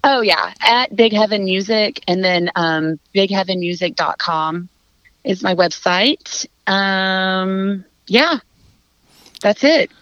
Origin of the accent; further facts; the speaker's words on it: Fort Worth, Texas, United States; I'm from Fort Worth